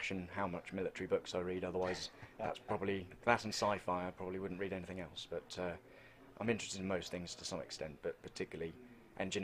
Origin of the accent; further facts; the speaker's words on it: Mildenhall, East of England, United Kingdom; also born or lived in Newmarket; I was born in Newmarket and grew up in next to Mildenhall in a tiny village.